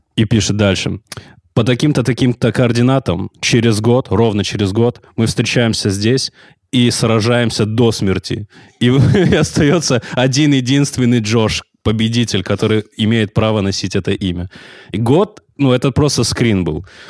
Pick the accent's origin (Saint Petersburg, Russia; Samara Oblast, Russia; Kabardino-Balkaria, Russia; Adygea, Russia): Kabardino-Balkaria, Russia; Nartkala; я же из Нордкалы, это очень, это ну, невероятно маленький город